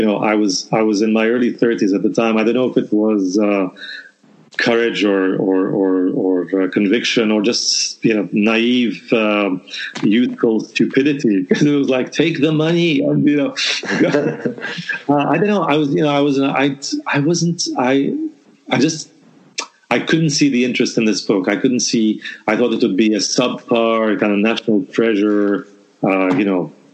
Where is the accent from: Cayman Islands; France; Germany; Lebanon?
Lebanon; I come from Lebanon, so I come from a country